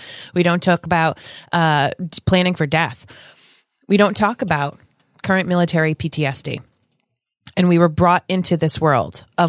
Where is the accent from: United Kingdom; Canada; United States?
United States; Ocean State, Rhode Island; Yeah. I grew up in the Ocean State.